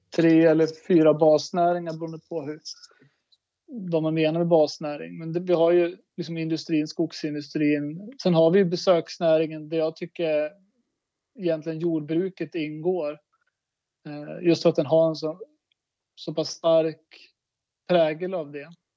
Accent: Börtnan, Jämtland, Sweden; jag växte upp i Börtnan, mina föräldrar är fiskodlare

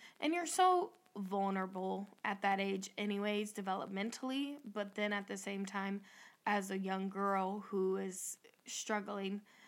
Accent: Northwest Ohio, United States; we're from Northwest Ohio

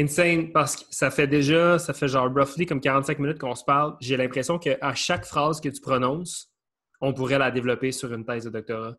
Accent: Canada; je venais du Canada

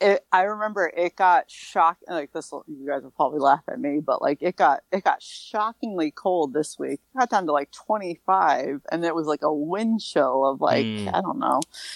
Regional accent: Massachusetts, United States; accent: Massachusetts; I'm talking in my Massachusetts accent.

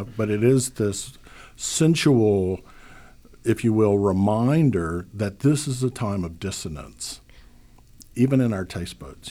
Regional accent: Louisiana, United States; moved away; which is what I grew up with on Easter. Um, down south in Louisiana

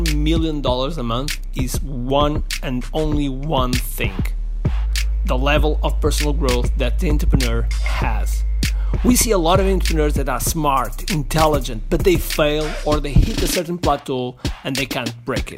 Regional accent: Portugal; I'm from Portugal, and I consider myself as a world citizen.

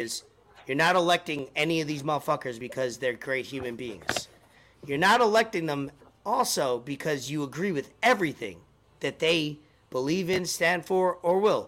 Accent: New York, United States; moved away; I'm from New York

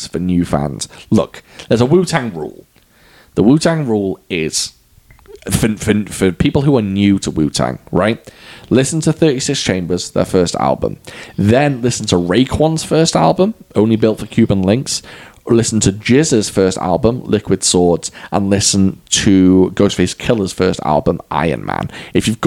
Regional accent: Wales, United Kingdom; I'm Welsh

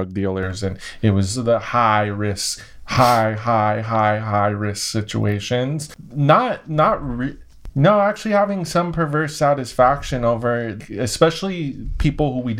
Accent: Los Angeles, California, United States; I'm from the San Fernando Valley

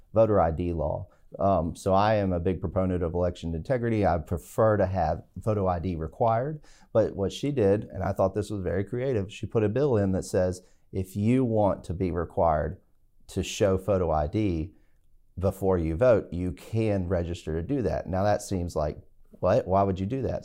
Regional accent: Stuart, Virginia, United States; also born or lived in Hampton, Virginia / Birmingham, Alabama; I'm from Stewart, Virginia, which is Patrick County in southwest, south side Virginia, and, uh, went to high school there

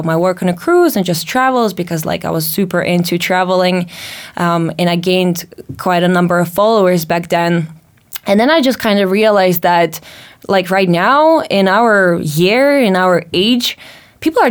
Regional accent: Latvia; moved away; growing up in Latvia

